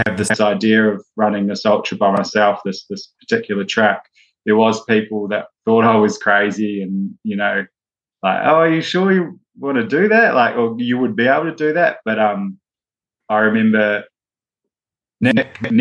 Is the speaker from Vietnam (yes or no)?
no; New Zealand; moved away; growing up in New Zealand, rugby is a huge sport, and I played rugby